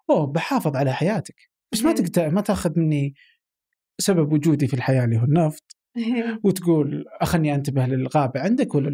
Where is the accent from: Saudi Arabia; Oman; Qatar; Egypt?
Oman; أقدر كعماني أقدر أفهم أكثر